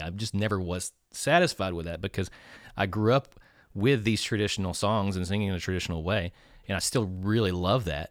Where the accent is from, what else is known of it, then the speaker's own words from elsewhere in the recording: Nacogdoches, Texas, United States; I am from Nacogdoches, so, uh, my roots run very deep in this, uh, community